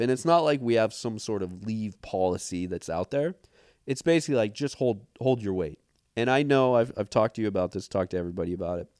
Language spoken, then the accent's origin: English; Montana, United States; growing up in Montana